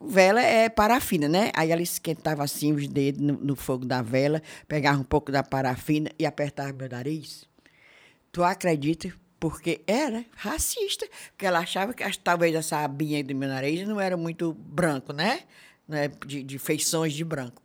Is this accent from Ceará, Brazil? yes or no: yes; Fortaleza, Ceará, Brazil; born or raised there; also born or lived in Crato, Ceará / Belo Horizonte, Minas Gerais